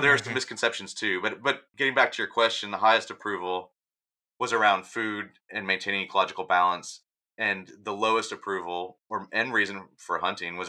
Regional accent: Texas, United States; the people I grew up with in Texas

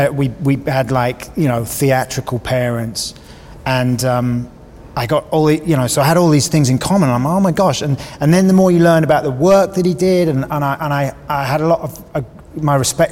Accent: Kingston upon Thames, London, United Kingdom; We're from the same part of the world. He's from Worcester Park, I'm from Kingston.

